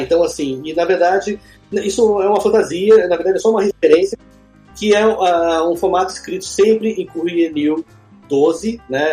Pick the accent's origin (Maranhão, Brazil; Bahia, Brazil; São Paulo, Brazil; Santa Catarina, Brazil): São Paulo, Brazil; São José dos Campos; also born or lived in Taubaté / Rio de Janeiro (Barra); now in Rio de Janeiro, Brazil; eu sou nasci em Taubaté, então, assim, eu cresci em São José dos Campos, né, que é outro do interior